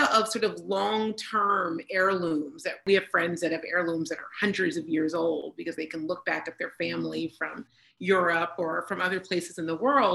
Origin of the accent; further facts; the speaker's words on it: Pennsylvania, United States; we're from Pennsylvania.